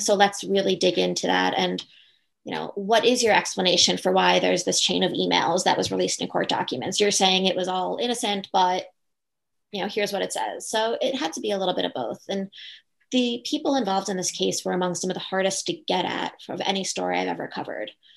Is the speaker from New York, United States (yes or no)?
yes; Long Island, New York, United States; I grew up on Long Island uh, going to a private school